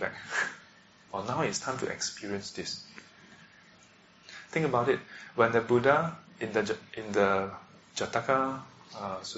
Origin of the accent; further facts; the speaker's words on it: Singapore; we are born as a Singaporean